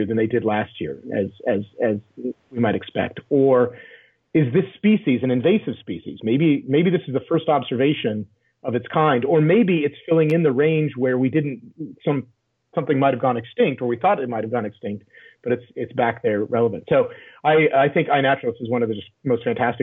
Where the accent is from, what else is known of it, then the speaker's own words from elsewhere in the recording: Sierra Nevada foothills, California, United States; I grew up in the Sierra Nevada foothills in California